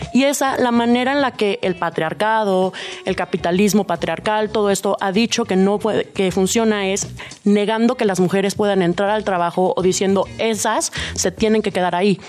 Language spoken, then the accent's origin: Spanish; Mexico City, Mexico; como buena chilanga